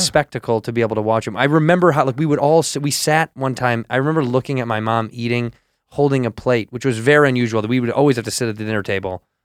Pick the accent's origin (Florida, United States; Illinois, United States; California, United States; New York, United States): Illinois, United States; Chicago; I'm every kid from Chicago